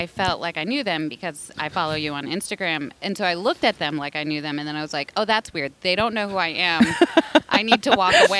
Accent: Ohio, United States; now in California, United States; we're both from Ohio

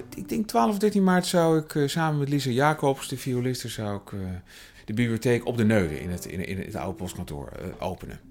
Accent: Utrecht, Netherlands; Ik ben opgegroeid in Tuindorp, de jaren 30 wijk. Dat is, dat is niet ver vandaan waar we dit gesprek nu hebben in Overvecht

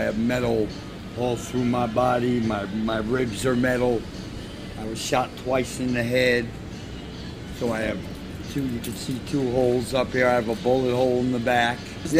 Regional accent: Montana, United States; I'm from Montana.

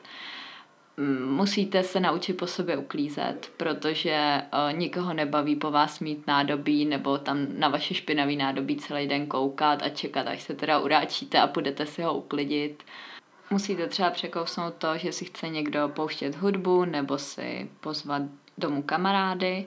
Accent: Czechia; moved away as an adult; now in Valencia, Spain; jako jsem já z České republiky

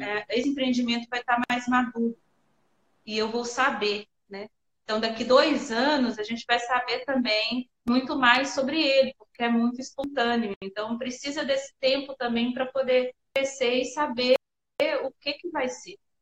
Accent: Manga, Minas Gerais, Brazil; now in Montes Claros, Brazil; eu sou norte-mineira, nasci em Manga

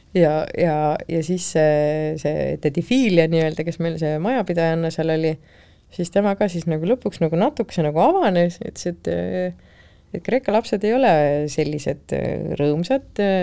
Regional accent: Estonia; tagasihoidliku eestlasena

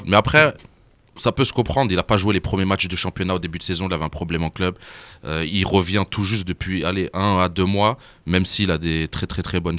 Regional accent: Algeria; je suis de Steph

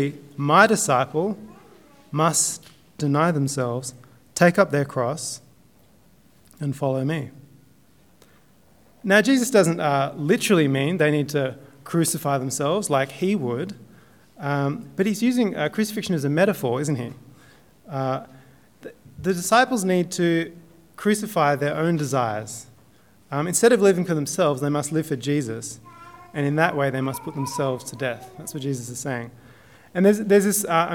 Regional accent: Southern Highlands, New South Wales, Australia; I'm from the Highlands

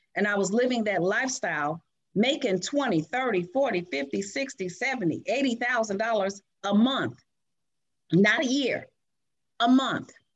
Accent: Chicago, Illinois, United States; I was born and raised in Chicago.

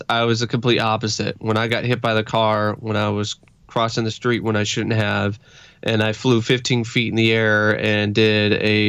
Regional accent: Portland, Oregon, United States; Yeah, I grew up in the Portland area.

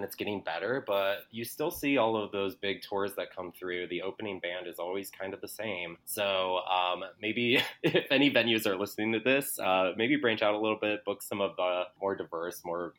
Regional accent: Cleveland, Ohio, United States; now in Chicago, United States; So I came from Cleveland, but I've been in Chicago for about 15 years.

